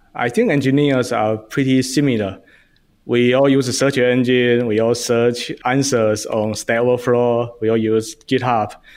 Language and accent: English; China; moved away as an adult; now in United States; I grew up in China, and I came to U S